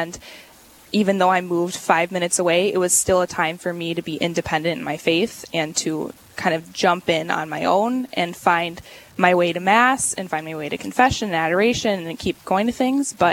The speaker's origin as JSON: {"language": "English", "country": "Canada", "tie": "born there", "also_born_or_lived": "Switzerland", "said": "Um, I was born in Canada, and wow. we lived as a family in Switzerland and overseas for a long time because mm-hmm. my dad was playing hockey."}